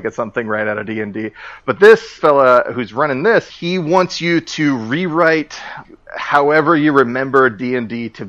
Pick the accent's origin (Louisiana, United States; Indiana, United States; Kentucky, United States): Indiana, United States; Indianapolis; moved away as an adult; my hometown of Indianapolis